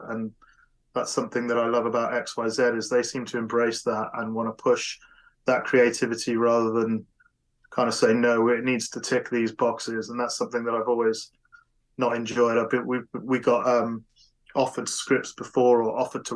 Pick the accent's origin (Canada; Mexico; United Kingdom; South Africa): United Kingdom; I'm British